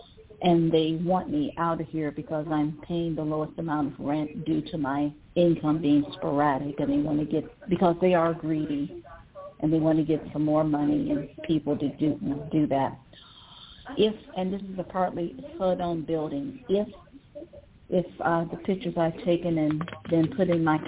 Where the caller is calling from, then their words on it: Ohio, United States; I'm from Ohio.